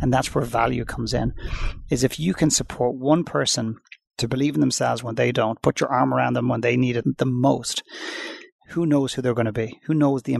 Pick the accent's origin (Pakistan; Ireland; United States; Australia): Ireland; Dublin, Leinster; moved away; I went back to Dublin in Ireland where I'm originally from